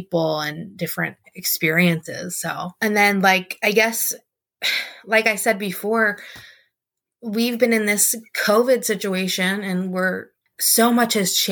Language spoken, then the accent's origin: English; Nashville, Tennessee, United States; moved away; I'm going back to my hometown. So I'm like, I want to go back to Nashville